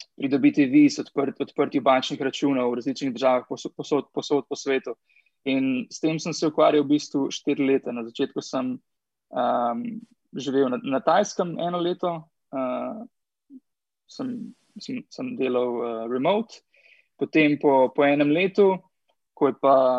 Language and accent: Slovenian; Slovenia; moved away as an adult; now in Chile; sem enkrat šel iz Slovenije